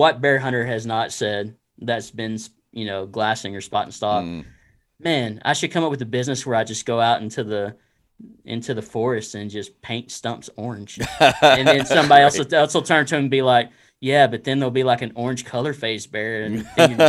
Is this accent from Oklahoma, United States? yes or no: no; Texas, United States; now in Arkansas, United States; Oh, you know, I've only been here about 3 years. I'm from Texas.